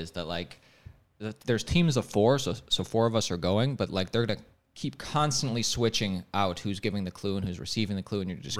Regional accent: Ohio, United States; Well, we're from Ohio, bud.

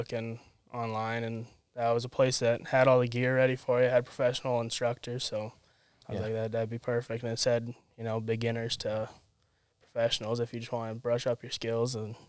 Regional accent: Kansas City, Missouri, United States; born there; I was born in Missouri.

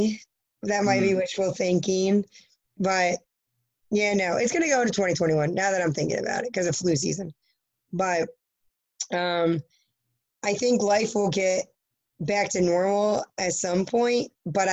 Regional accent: New Jersey, United States; I'm from New Jersey.

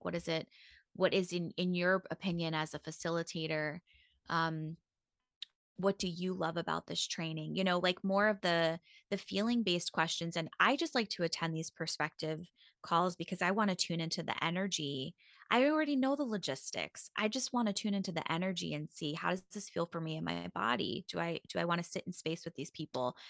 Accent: Long Island, New York, United States; I grew up in New York and, um, on Long Island

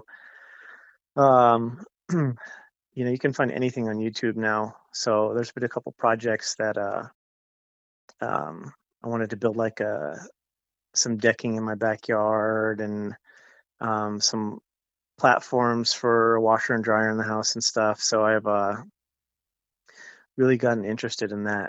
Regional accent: Pueblo, Colorado, United States; also born or lived in Tucson, Arizona / Albuquerque, New Mexico / Broomfield, Colorado / Boulder, Colorado; now in Denver area, United States; I grew up in Pueblo. I was born in Colorado Springs, but I grew up in Pueblo.

